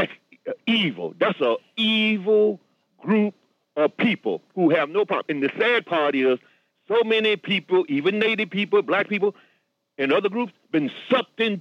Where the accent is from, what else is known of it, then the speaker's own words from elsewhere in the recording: New York City, New York, United States; also born or lived in the South; I'm from Brooklyn